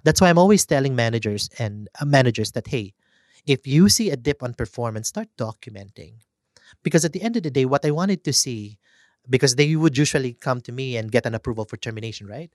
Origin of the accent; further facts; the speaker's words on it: Philippines; as Filipino